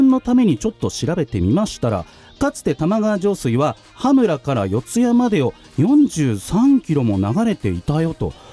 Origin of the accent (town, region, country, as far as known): Tachikawa, Tokyo, Japan; born or raised there